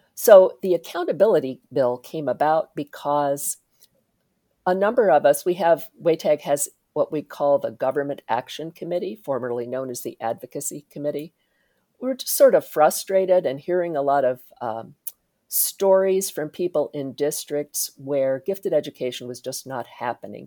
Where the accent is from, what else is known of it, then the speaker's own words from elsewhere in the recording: Indiana, United States; I grew up in Indiana